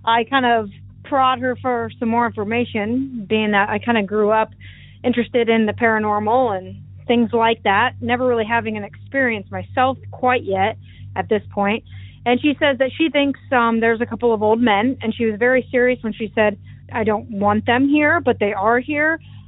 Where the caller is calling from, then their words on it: Iowa, United States; also born or lived in Des Moines, Iowa; I'm calling from Iowa.